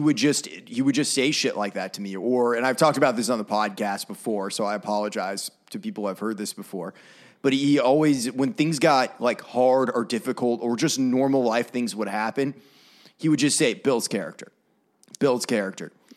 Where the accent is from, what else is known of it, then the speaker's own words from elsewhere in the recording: Maine, United States; moved away as an adult; now in Nashville, United States; I had some really, really awesome mentors growing up in Maine